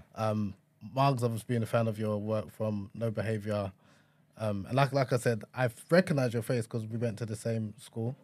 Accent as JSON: {"language": "English", "country": "Nigeria", "said": "a Nigerian man"}